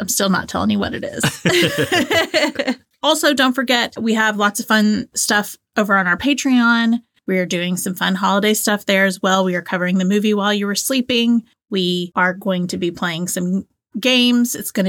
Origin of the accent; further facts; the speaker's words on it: Georgia, United States; accent: Southern; like, I grew up in Northwest Georgia, just on the other side of Chattanooga, Tennessee. I feel like when I moved away, I kind of lost my Southern accent.